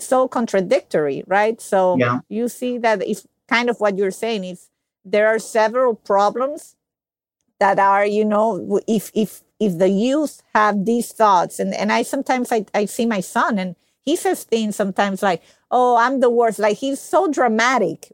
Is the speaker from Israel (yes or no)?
no; Venezuela; now in United States; I live in the U.S. I'm not originally from the U.S. I'm from Venezuela